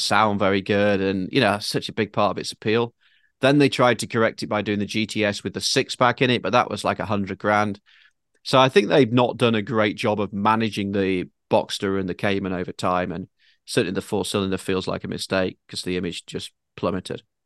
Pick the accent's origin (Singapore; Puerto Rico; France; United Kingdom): United Kingdom; now in Manhattan Beach, United States; me as a Brit